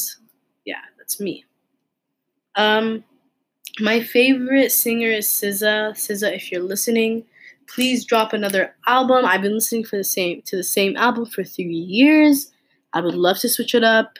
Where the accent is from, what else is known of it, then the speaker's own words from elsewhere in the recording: Toronto, Ontario, Canada; I was born and raised in Toronto, Canada